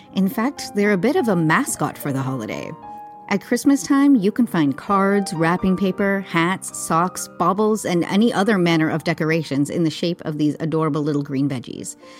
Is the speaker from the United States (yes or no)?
no; Canada; moved away as an adult; now in London, United Kingdom; I am Canadian, but moved to London in 2016